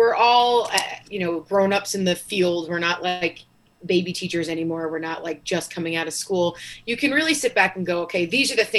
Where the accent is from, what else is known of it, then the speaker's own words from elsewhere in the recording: North Babylon, New York, United States; growing up in New York, I was in North Babylon.